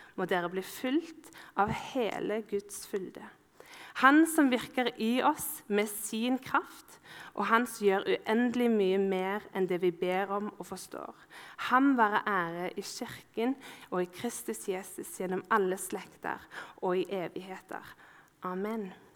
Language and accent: Norwegian; Ålgård, Rogaland, Norway; Ålgård, der jeg er fra.